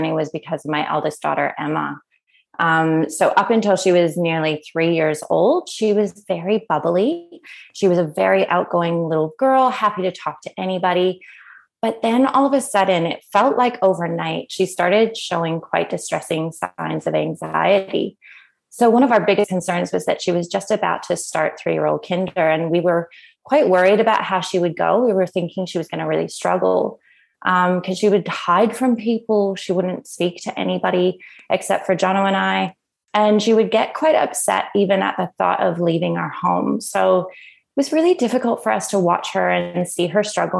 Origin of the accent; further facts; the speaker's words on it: Canada; moved away as an adult; now in Australia; if you haven't already noticed by my accent, I'm originally from Canada, and I came over to Australia 14 years ago on a working holiday visa